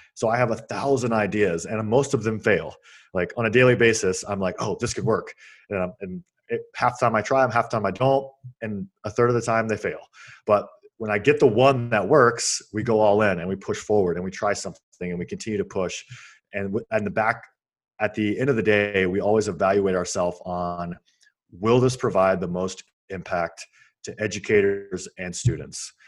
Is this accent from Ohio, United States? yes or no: no; Georgia, United States; moved away as an adult; I grew up in Georgia